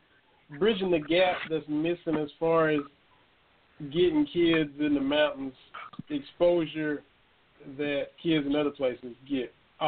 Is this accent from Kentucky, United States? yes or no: yes; Lynch, Kentucky, United States; A hop and a jump from my hometown in Harlan County up in Lynch.